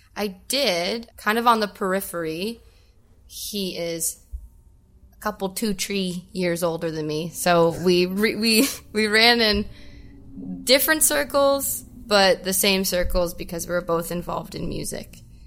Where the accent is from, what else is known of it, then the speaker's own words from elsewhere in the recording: Welland, Ontario, Canada; also born or lived in Ridgeville, Ontario; I grew up in Welland.